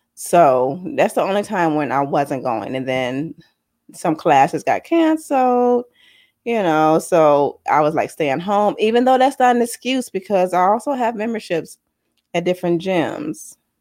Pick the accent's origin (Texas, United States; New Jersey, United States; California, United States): California, United States; San Diego; accent: valley girl; moved away; I grew up in San Diego when I was a kid